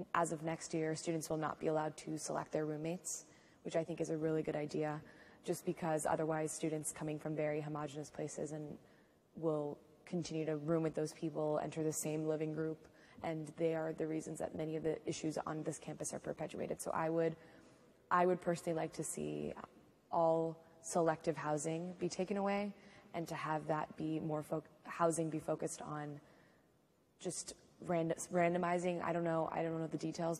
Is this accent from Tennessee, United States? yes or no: no; Seattle, Washington, United States; moved away as an adult; now in Durham, United States; I'm from Seattle, Washington